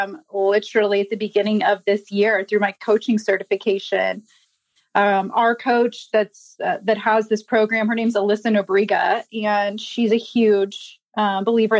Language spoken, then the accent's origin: English; Indianapolis, Indiana, United States; I'm born and raised in Indianapolis